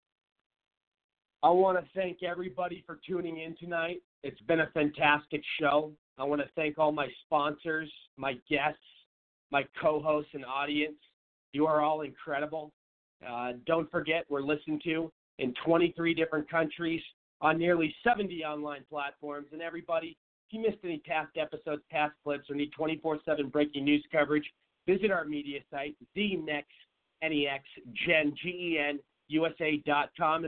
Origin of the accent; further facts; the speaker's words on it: Seattle, Washington, United States; I'm from Seattle and I was born and raised there